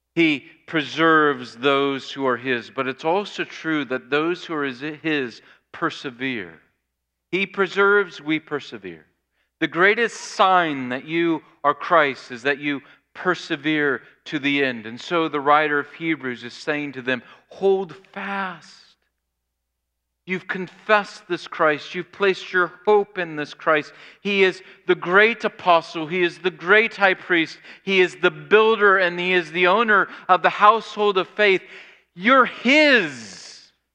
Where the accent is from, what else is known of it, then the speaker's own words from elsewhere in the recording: Springfield, Illinois, United States; My hometown of Springfield, Illinois